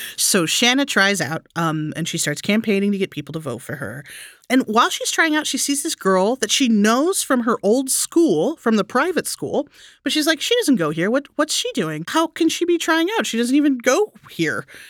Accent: Texas, United States; I grew up in Texas

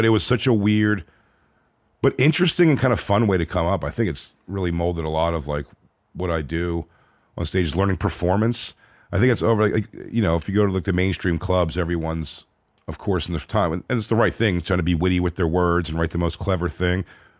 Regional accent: Philadelphia, Pennsylvania, United States; born or raised there

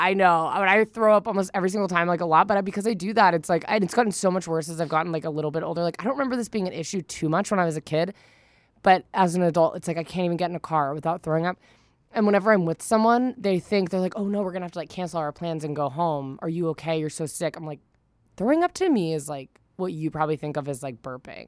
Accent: Northern California, United States; I'm from Northern California.

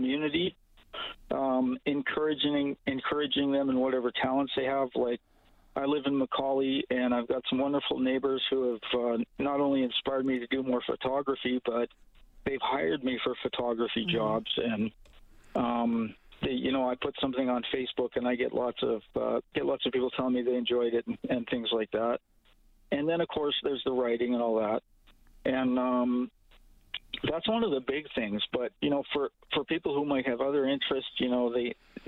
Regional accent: St. Albert, Alberta, Canada; moved away as an adult; now in Edmonton, Canada; I grew up in St. Albert, and I'm sort of cut off from St. Albert

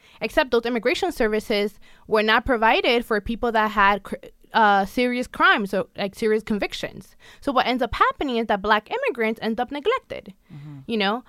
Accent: New York City, New York, United States; Because at the time that I was growing up in the Bronx, you know, stop and frisk was a thing.

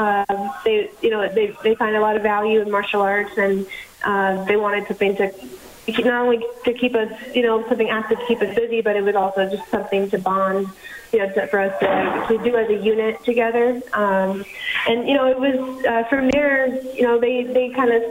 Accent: Southwest Florida, United States; also born or lived in Montreal, Canada / Orlando, Florida; I was born in Montreal. My family moved when I was young to Florida, so I was mostly raised in Florida, Southwest Florida, and I train right now out of Orlando

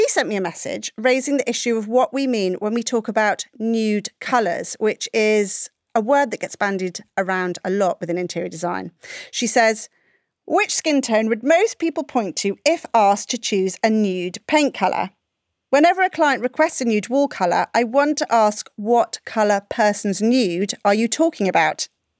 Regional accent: India; now in United Kingdom; They only come to me because I'm Indian, but for all the wrong reasons.

